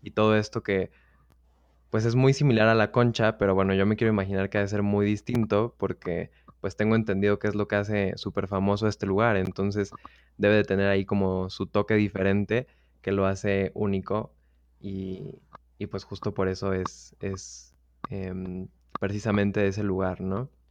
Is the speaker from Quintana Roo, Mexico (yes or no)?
no; Mexico City, Mexico; soy de la Ciudad de México